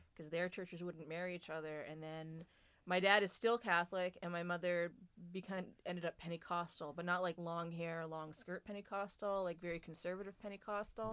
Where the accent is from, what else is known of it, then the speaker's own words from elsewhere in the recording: New Brunswick, Canada; we are from New Brunswick